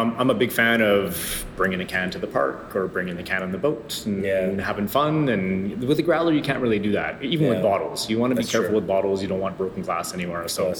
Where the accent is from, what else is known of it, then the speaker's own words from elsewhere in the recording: Alberta, Canada; now in Quebec, Canada; I'm from Alberta, so you know it was rock when I was growing up.